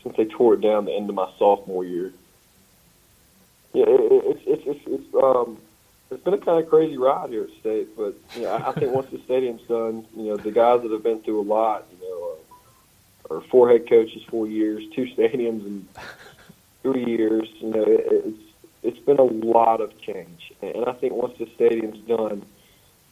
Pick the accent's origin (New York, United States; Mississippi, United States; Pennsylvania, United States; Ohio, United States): Mississippi, United States; Pearl; Pearl, my hometown. You know, just growing up in that environment all the time